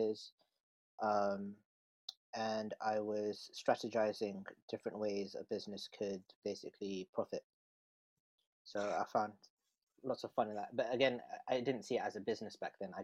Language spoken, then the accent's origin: English; London, United Kingdom; So I come from Northwest London. I live around North Holt.